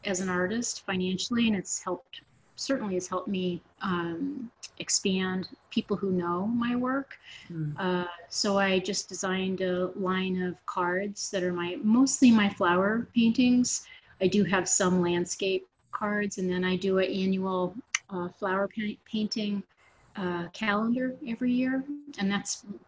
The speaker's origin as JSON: {"language": "English", "town": "Swanzey", "region": "New Hampshire", "country": "United States", "tie": "born or raised there", "also_born_or_lived": "Keene, New Hampshire", "said": "I'm a native New Hampshireite, and I was born in Keene, and raised in Swansea, and we were kind of out in the woods"}